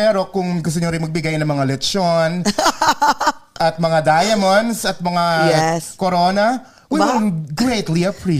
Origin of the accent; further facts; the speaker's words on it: New York City, New York, United States; I'm from Bushwick, Brooklyn